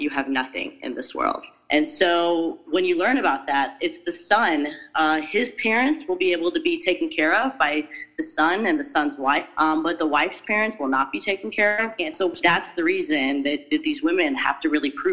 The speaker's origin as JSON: {"language": "English", "country": "United States", "said": "as an American, as a Westerner"}